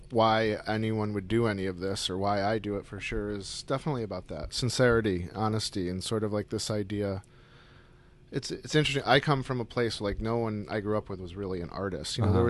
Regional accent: Syracuse, New York, United States; I grew up in Syracuse, New York, yeah.

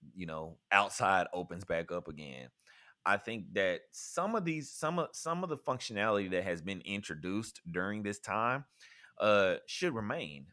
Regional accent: rural Mississippi, United States; my hometown um is I think the population is like 2000 or something

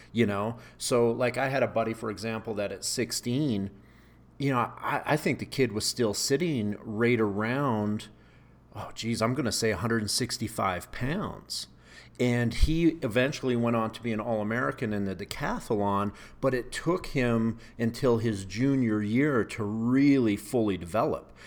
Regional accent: Canada; moved away as an adult; now in United States; growing up in Canada, you know, I grew up in a ski town

